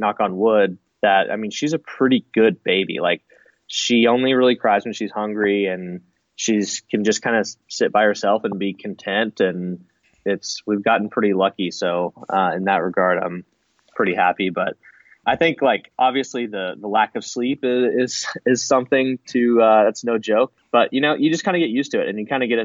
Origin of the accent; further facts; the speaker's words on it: Arkansas, United States; moved away; I grew up in Arkansas